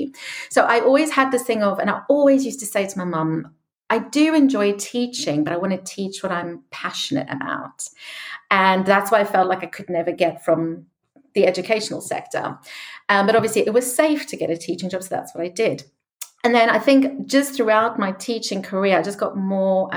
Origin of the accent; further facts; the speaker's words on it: South Africa; moved away; I grew up in South Africa